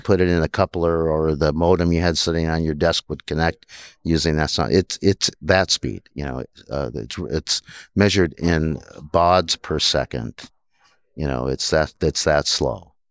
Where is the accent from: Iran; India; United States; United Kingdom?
United States; South Dakota; also born or lived in Minnesota; born and raised in South Dakota